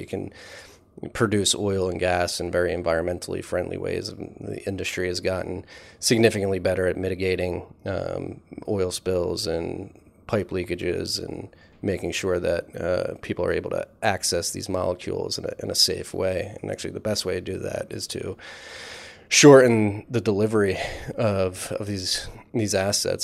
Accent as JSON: {"language": "English", "town": "Philadelphia", "region": "Pennsylvania", "country": "United States", "tie": "born or raised there", "said": "grew up in Philadelphia"}